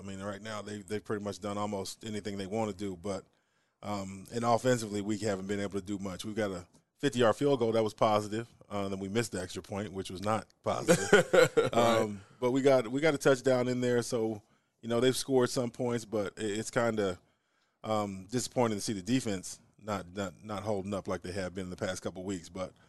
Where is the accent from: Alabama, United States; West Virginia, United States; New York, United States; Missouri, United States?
Missouri, United States; Springfield; moved away as an adult; also born or lived in Lawton, Oklahoma / Lincoln, Nebraska; I'm from Springfield, Missouri.